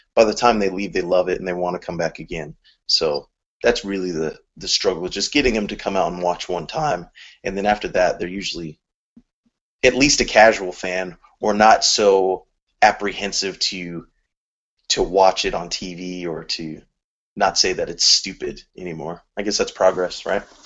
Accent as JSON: {"language": "English", "region": "California", "country": "United States", "said": "I'm from California"}